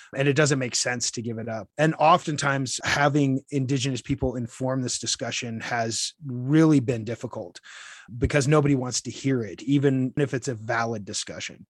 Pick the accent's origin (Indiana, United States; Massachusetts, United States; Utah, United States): Utah, United States; moved away as an adult; also born or lived in Washington, D.C. / El Paso County, Colorado; now in Colorado Springs, United States; I grew up in Utah.